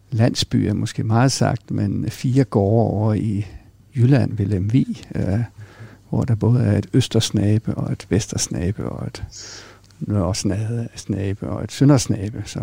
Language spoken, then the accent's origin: Danish; Greenland; accent: Jutlandic; jeg tror, det er mere jysk i virkeligheden. Og så tror jeg, at min, min opvækst på Grønland har været med til at forme en, en, jeg sige, en, et, en nysgerrighed og en, en global mindset.